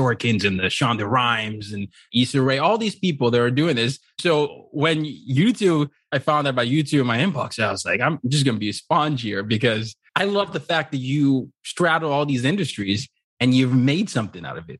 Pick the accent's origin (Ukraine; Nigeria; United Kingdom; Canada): Nigeria; In college, I used to, well, when you grew up as a Nigerian, there are certain career options you're supposed to have.